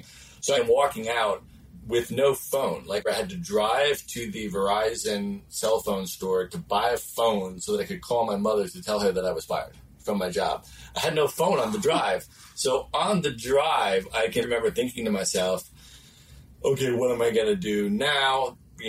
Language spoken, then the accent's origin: English; Buffalo, New York, United States; moved away as an adult; also born or lived in Chicago, Illinois / Cleveland, Ohio / Washington, D.C. / Los Angeles, California; lived a lot on the East Coast and grew up there. Went to high school, middle school and high school in Buffalo, New York, in a suburb outside of Buffalo